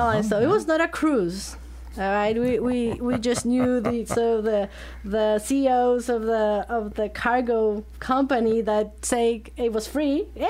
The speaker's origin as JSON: {"language": "English", "region": "Bogotá", "country": "Colombia", "tie": "born or raised there", "moved": "as an adult", "lives_now": "Columbia, United States", "said": "So I was born and raised in Bogota in the 70s. That's where I was born. And all my family from Colombia, and I'm from Bogota."}